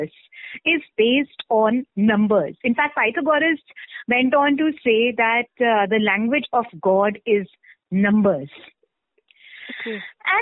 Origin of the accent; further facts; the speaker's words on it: India; born and brought up in India